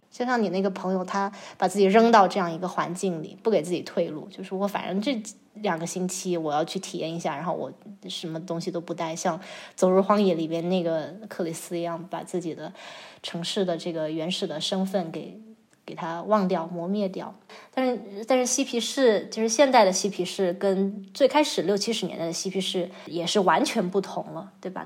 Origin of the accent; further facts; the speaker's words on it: Chongqing, China; 我是在重庆长大的嘛，嗯。然后就不能算是大城市，但是从小也是踩在水泥地上，然后周围也都是各个的工地都在建设，就是刚刚刚经水泥里长大的一个九零后